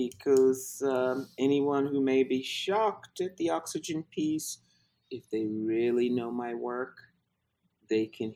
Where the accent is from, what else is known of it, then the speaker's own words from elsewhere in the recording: Louisville, Kentucky, United States; also born or lived in Jackson, Mississippi / London / New Orleans; now in Atlanta, United States; So we went to Louisville, and I was raised in Louisville, Kentucky.